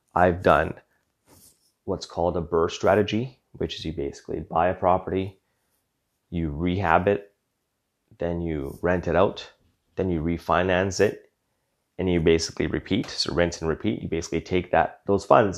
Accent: Western Canada, Canada; Born and raised in Western Canada

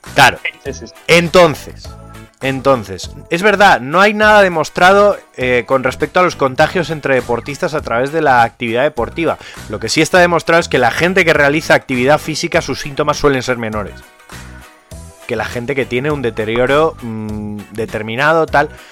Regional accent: Community of Madrid, Spain; somos más madrileños

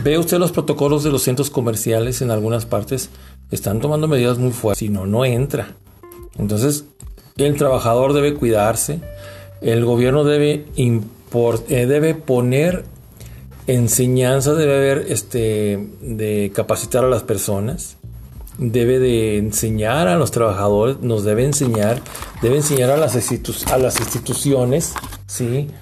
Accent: Durango, Mexico

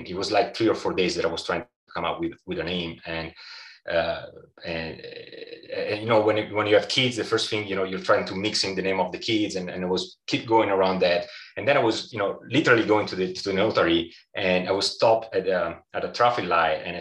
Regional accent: Italy; as an Italian

